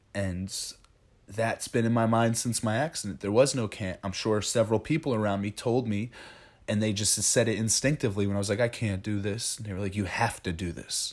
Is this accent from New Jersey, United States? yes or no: yes; Ringwood, New Jersey, United States; we come from Ringwood